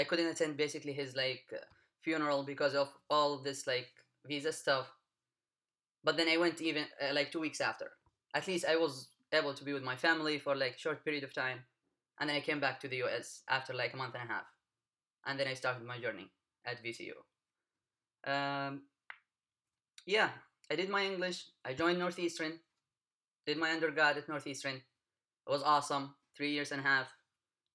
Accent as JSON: {"language": "English", "area": "Wadi Dawan", "region": "Hadramaut", "country": "Yemen", "moved": "as an adult", "said": "I come from Yemen. Specifically, I come from the state of Hadramaut"}